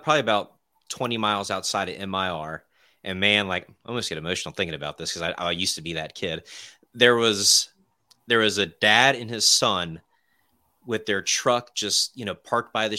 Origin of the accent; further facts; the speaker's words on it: Virginia, United States; moved away; also born or lived in Florida; I'm from Virginia